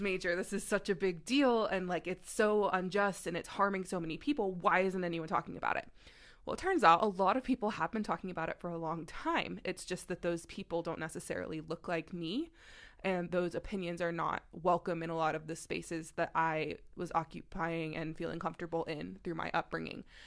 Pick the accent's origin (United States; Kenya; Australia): United States; Texas; moved away as an adult; now in Maryland, United States; I am also from the South. I grew up, uh, in Texas for most of my life. Um, and now I live in Maryland